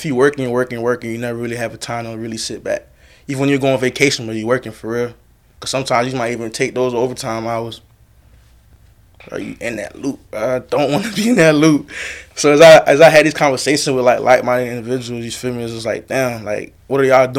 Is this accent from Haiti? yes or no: yes; Cap-Haïtien, Nord, Haiti; now in United States; I'm from, like, the second capital of Haiti, so Cape Haitien, Okap